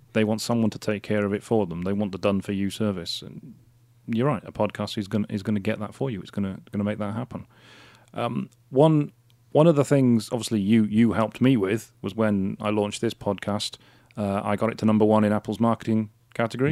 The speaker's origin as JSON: {"language": "English", "region": "Wales", "country": "United Kingdom", "said": "Wales, 'cause I'm Welsh"}